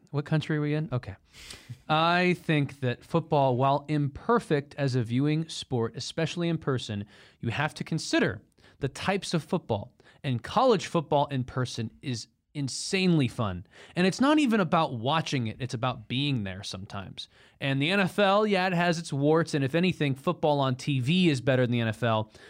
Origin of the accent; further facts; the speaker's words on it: Texas, United States; from Texas, not offended.